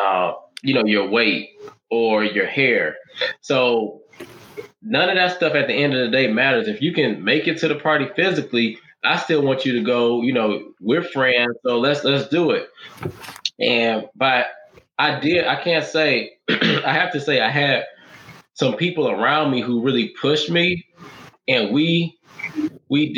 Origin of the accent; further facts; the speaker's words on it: Detroit, Michigan, United States; I'm from Detroit